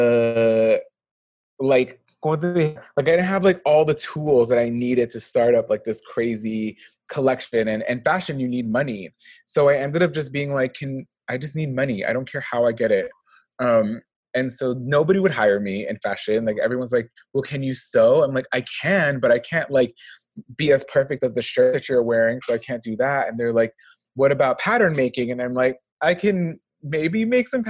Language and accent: English; Los Angeles, California, United States; I'm from motherfucking LA, the 323